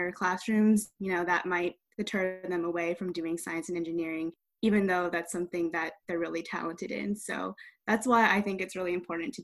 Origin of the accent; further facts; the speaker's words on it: Bay Area, California, United States; I grew up near the Bay Area